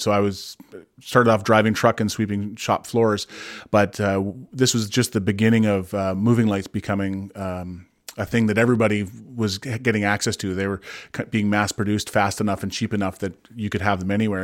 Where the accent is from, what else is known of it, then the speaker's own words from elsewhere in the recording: Kamloops, British Columbia, Canada; I grew up in Kamloops